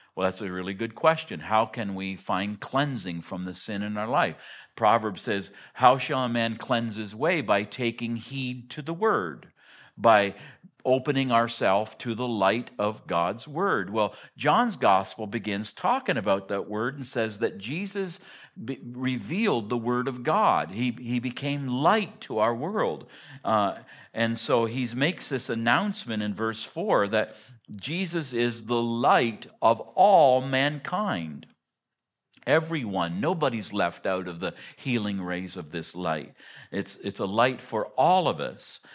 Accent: Hartington, Ontario, Canada; moved away as an adult; also born or lived in Harrowsmith, Ontario / Ottawa; now in Willow, United States; I grew, I grew up in Hardington, Ontario, which is even more in the sticks than Harrowsmith.

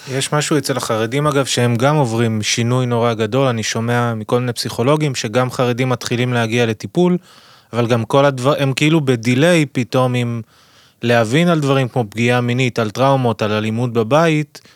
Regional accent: France; now in Israel; כשהייתי ילד קטן, גדלתי בצרפת

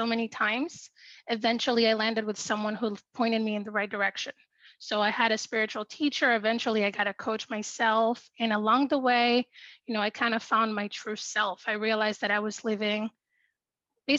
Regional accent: Dominican Republic; I'm from the Dominican Republic

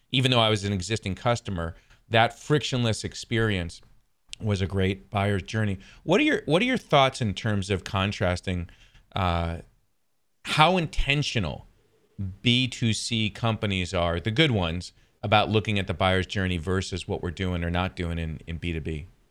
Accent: New York, United States; I'm from New York, so Adirondacks is where my family and I used to vacation.

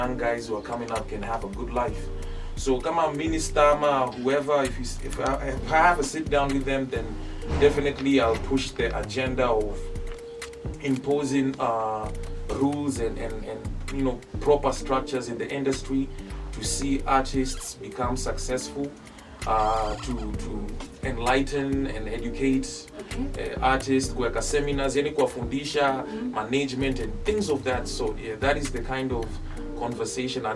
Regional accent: Bondo, Siaya County, Kenya; I am from Bondo, of course. I've been also saying that for the longest time, mtoka Bondo.

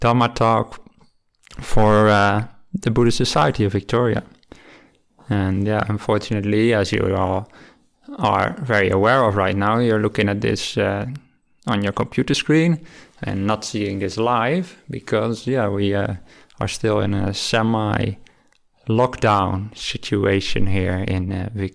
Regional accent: Rotterdam, South Holland, Netherlands; moved away as an adult; also born or lived in Delft; now in Australia; I'm from the Netherlands, where I was born near the city of Rotterdam, and I lived there my whole youth.

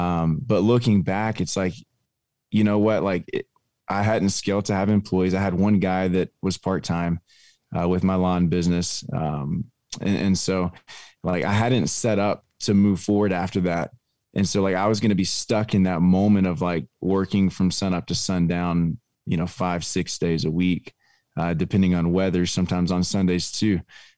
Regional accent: Longview, Texas, United States; Yeah, man, I don't know if we have time for that, but yeah, I grew up in Longview. My wife grew up in Hallsville, and we met in high school at church.

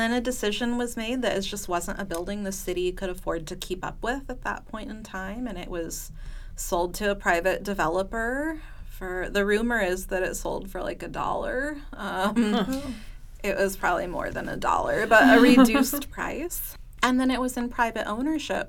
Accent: California, United States; moved away as an adult; now in Stillwater, United States; I grew up in California, a little ways away, and I moved here in 2014

